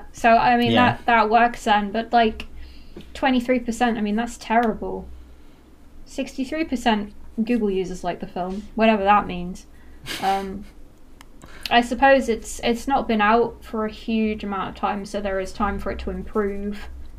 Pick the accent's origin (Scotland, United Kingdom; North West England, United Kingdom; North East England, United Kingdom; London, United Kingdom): North West England, United Kingdom; Manchester; accent: Mancunian; I've lost a lot of my accent. I don't really sound Mancunian anymore. I wish I did.